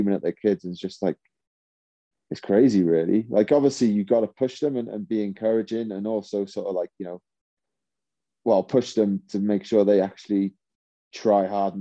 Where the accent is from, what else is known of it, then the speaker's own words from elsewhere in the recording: Welsh, Wales, United Kingdom; being Welsh